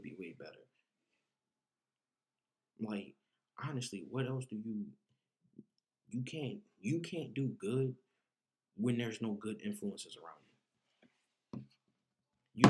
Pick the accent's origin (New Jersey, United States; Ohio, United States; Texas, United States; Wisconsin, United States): New Jersey, United States; moved away; growing up in Jersey, there was no community center